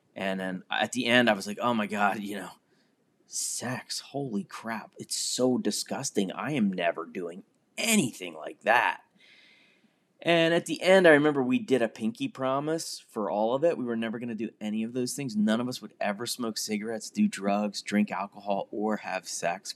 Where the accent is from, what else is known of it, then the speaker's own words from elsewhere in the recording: Pennsylvania, United States; I was a kid growing up in Pennsylvania